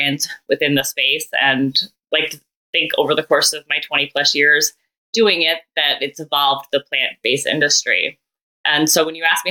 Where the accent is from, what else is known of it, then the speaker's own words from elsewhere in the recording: suburbs of Chicago, Illinois, United States; moved away as an adult; also born or lived in Columbus, Ohio; I grew up in Illinois in the suburbs of Chicago, but then went to Ohio State, and that was in Columbus, Ohio